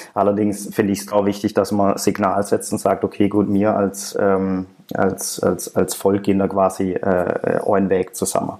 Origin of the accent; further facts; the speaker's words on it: Germany; now in Shenyang, China; mindestens zweimal pro Jahr fliege ich nach Hause